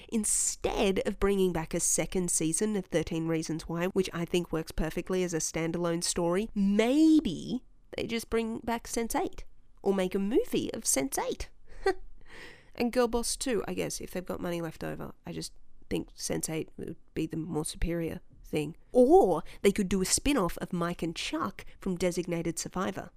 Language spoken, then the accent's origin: English; Australia; as an Australian